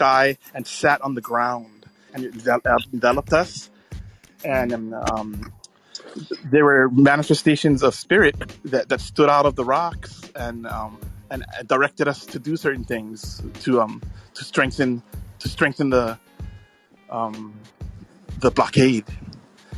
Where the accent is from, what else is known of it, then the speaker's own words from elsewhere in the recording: Hawaii, United States; I do love Hawaii, and we're so lucky to live here